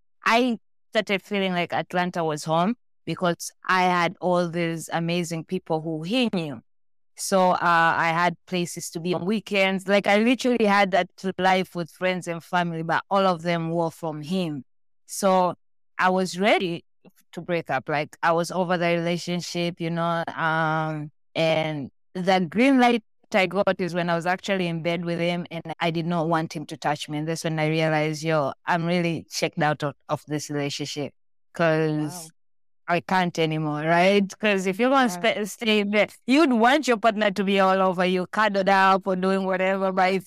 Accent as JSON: {"language": "English", "country": "Tanzania", "tie": "born there", "also_born_or_lived": "Malaysia", "moved": "yes", "said": "I was born in Tanzania, that's in East Africa, but I was raised around the world. I moved around and lived in different countries."}